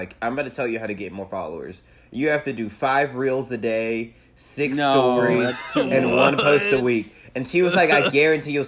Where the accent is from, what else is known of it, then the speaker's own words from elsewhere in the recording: Asheville, North Carolina, United States; I'm from Asheville, North Carolina. I hail from the mountains.